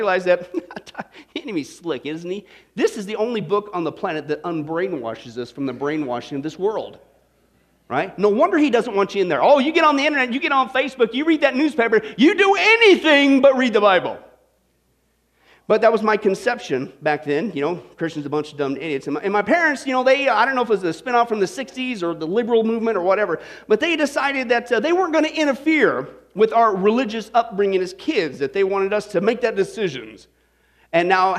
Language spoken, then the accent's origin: English; Kansas, United States; we grew up in the Kansas, kind of out in the middle of nowhere